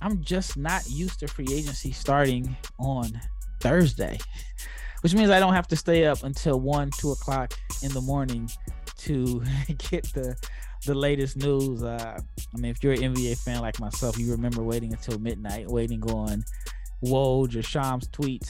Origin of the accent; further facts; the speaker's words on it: Omaha, Nebraska, United States; as a kid that grew up in Omaha, I did root for Creighton